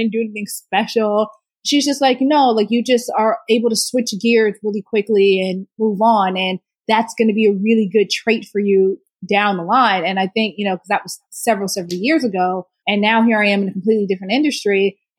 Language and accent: English; Houston, Texas, United States; Oh, great food. Extreme heat. And just a lot of love, a lot of love. My family, so my immediate family, we were in Houston.